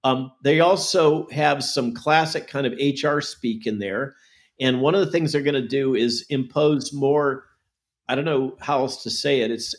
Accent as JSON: {"language": "English", "region": "California", "country": "United States", "tie": "born or raised there", "moved": "yes", "said": "San Jose, Silicon Valley, and remember, that's my home state."}